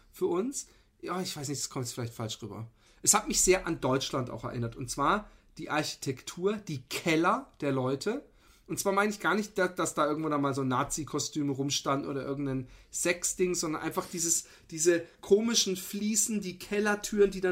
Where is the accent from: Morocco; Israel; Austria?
Austria; kann man sich die Stimmung als Österreicher nur noch mehr vermiesen